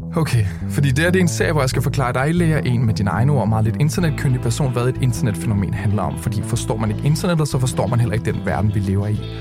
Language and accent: Danish; Køge, Zealand, Denmark; da jeg boede hjemme i Køge